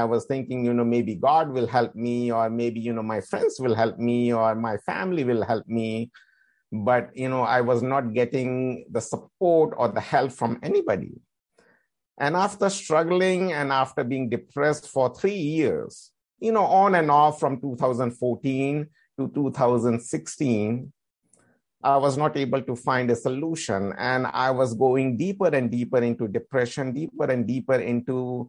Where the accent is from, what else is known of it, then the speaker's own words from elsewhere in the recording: India; Because as I am from India and, you know, the meditation has been started in Indian culture.